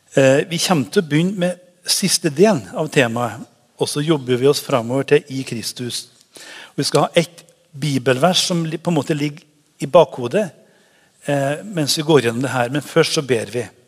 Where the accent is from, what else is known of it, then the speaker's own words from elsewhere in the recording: Trøndelag, Norway; now in Haugesund, Norway; Jeg er trønder, men det er lenge siden jeg har bodd der oppe